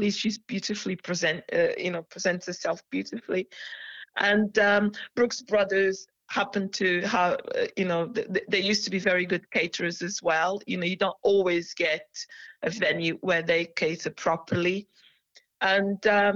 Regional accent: Portugal; now in United Kingdom; I'm Portuguese, you see. I'm a Portuguese national. I'm a British national as well, but I'm a Portuguese national.

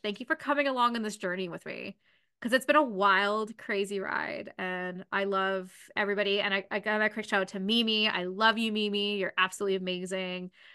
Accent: London, Ontario, Canada; I'm from London

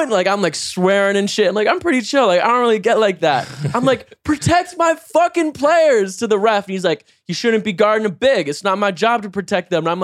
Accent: North Carolina, United States; I know a lot about basketball. Like I'm from North

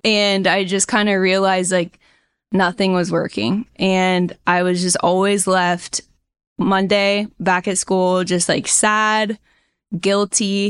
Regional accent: Indiana, United States; moved away as an adult; now in San Diego County, California, United States; I grew up in Indiana. Super strong Midwest roots

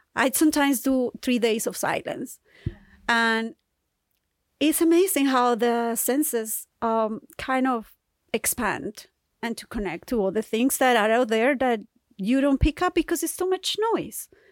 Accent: Colombia; moved away; I'm from Colombia, so I speak Spanish

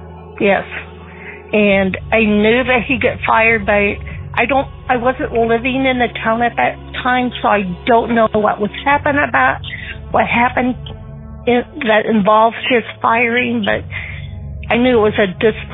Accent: Canton, Illinois, United States; I was born and raised in Canton, Illinois

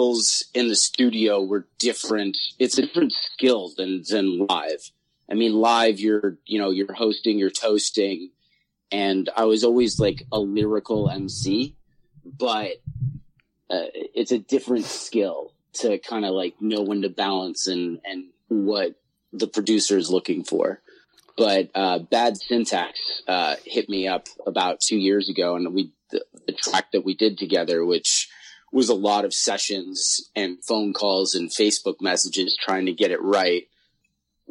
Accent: Chicago, Illinois, United States; moved away; also born or lived in Los Angeles / San Francisco; I'm from the Midwest originally. I'm from Chicago.

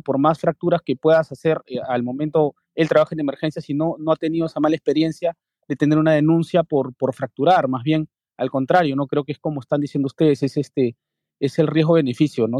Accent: Lima, Peru; Soy de Lima, Perú.

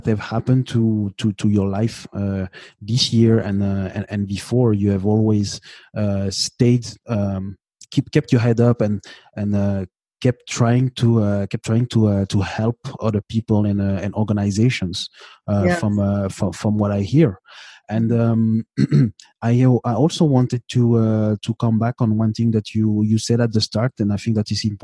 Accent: Canada; I am from Canada

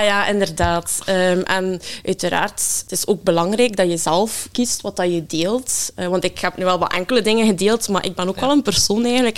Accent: Ghent, Flanders, Belgium; ik ben afkomstig uit Gent

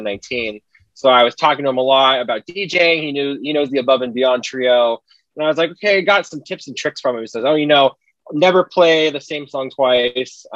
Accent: Dana Point, California, United States; moved away as an adult; now in Seattle, United States; I'm originally from Orange County in Southern California, so specifically Dana Point

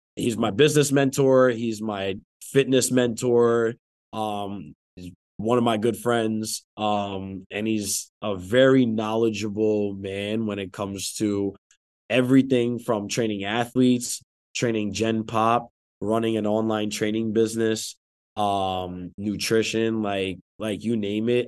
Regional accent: New Jersey, United States; I'm from Jersey

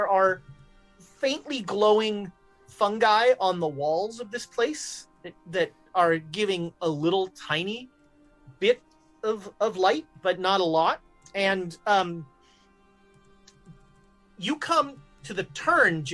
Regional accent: Texas, United States; I'm not a real Texan

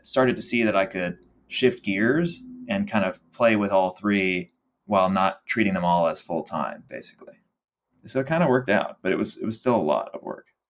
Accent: Dallas, Texas, United States; moved away as an adult; also born or lived in Los Angeles; I'm from Dallas, Texas originally, born and raised

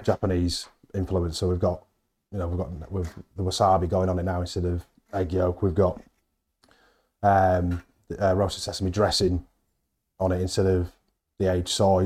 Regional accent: Halifax, Yorkshire and the Humber, United Kingdom; I'm from Halifax

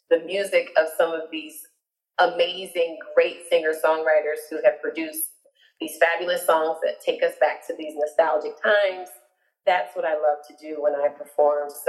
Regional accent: Orlando, Florida, United States; I'm actually from Orlando, Florida, born, raised, and educated, as I tell everyone. Um, my family, my parents are, are were born in Georgia, but migrated down to Orlando um, before I was born.

